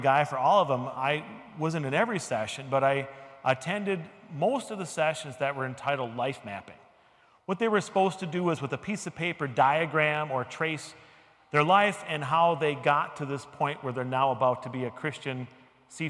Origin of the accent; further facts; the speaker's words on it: United States; I'm very American